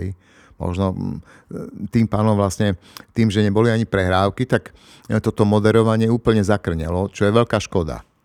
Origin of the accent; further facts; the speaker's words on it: Košice, Košice Region, Slovakia; u nás v Košiciach